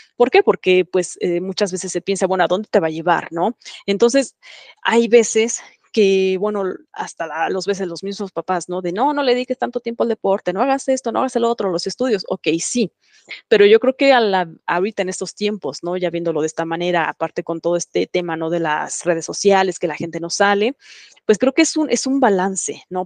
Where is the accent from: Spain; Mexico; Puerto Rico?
Mexico; moved away; soy mexicana